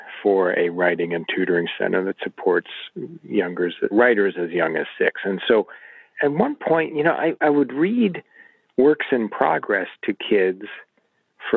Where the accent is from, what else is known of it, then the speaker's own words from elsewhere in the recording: Illinois, United States; I grew up in Illinois